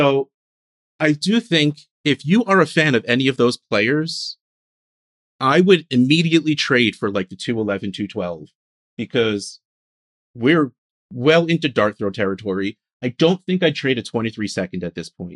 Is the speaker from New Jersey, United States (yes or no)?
yes; New Jersey, United States; I'm from New Jersey